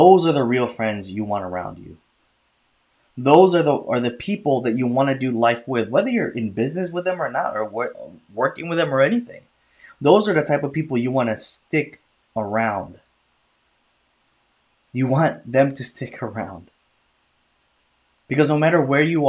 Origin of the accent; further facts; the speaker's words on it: Chicago, Illinois, United States; also born or lived in California; born in California, and then I grew up in Chicago, and then we moved to the suburbs when I was like in sixth grade